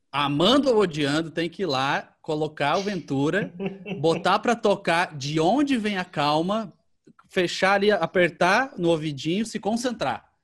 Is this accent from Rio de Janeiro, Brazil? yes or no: yes; Rio de Janeiro, Brazil; a gente é do Rio e a gente quer documentar os lugares importantes